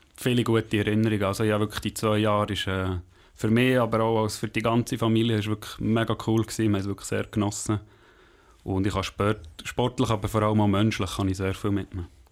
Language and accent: German; Langenthal, Bern, Switzerland; ich bin in äh, Heimenhausen, also in Langenthal aufgewachsen